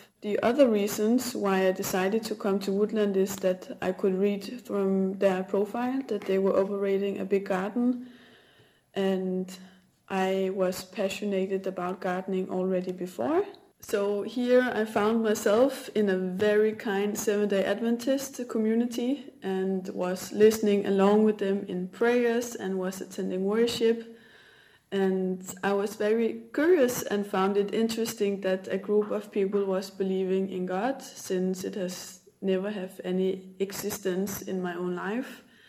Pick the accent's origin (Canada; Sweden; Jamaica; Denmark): Denmark; English is a second language; now in Portugal; I am from Denmark. I'm 27 years old, and at the moment I am currently living in central Portugal